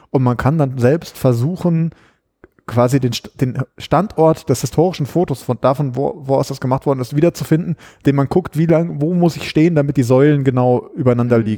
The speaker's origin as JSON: {"language": "German", "region": "Berlin", "country": "Germany", "said": "kann man die als, als Berliner quasi selbst auch nutzen."}